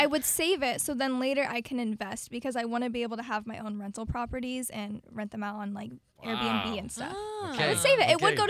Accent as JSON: {"language": "English", "town": "Apopka", "region": "Florida", "country": "United States", "tie": "born or raised there", "said": "my true hometown. So many people move here from out of state into Florida, but I can truly say I have been born and raised a Apopka."}